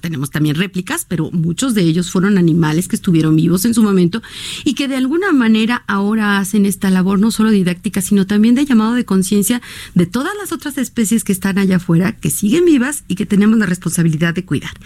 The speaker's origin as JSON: {"language": "Spanish", "country": "Mexico"}